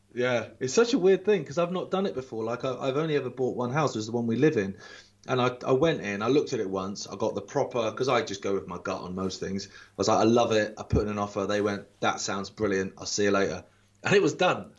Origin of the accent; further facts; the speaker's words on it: Isle of Wight, South East England, United Kingdom; moved away; as a kid, like growing up on the Isle of Wight